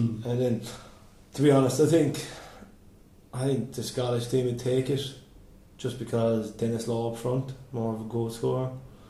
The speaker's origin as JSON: {"language": "English", "area": "hometown on the River Moy", "region": "Connacht", "country": "Ireland", "tie": "born or raised there", "said": "Jack Charlton, you had a summer home in my hometown."}